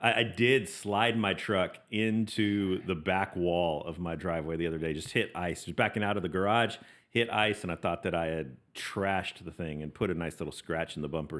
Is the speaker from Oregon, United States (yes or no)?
no; Las Vegas, Nevada, United States; I was born and raised in Las Vegas, Nevada